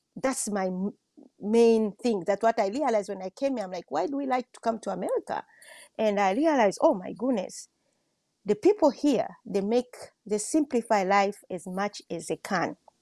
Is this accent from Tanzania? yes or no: yes; Tanzania; also born or lived in Washington State; I'm from Tanzania.